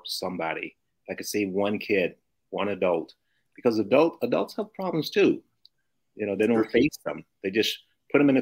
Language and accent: English; Memphis, Tennessee, United States; moved away; also born or lived in St. Louis, Missouri / Los Angeles, California; I was born in Memphis, Tennessee, in the deep south